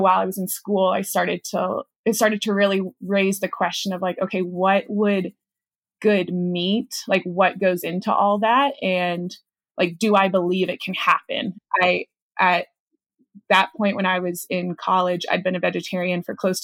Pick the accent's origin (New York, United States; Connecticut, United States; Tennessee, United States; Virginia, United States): Virginia, United States; Charlottesville; moved away as an adult; now in Clark, Colorado, United States; I grew up in Charlottesville, Virginia, definitely like true suburban neighborhood